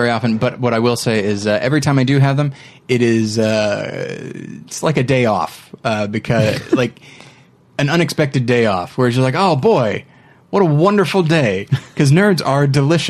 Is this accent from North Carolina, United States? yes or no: no; Bakersfield, California, United States; moved away; I am originally from California myself, but I'm from the part of California nobody likes to be from, which is the Bakersfield area.